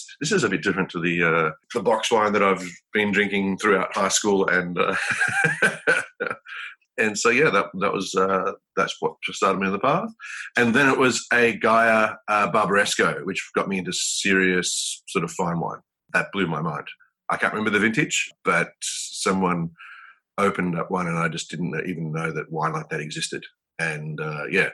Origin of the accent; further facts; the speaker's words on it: Melbourne, Victoria, Australia; In Melbourne, yeah. Born and bred in Melbourne, out in Eltham.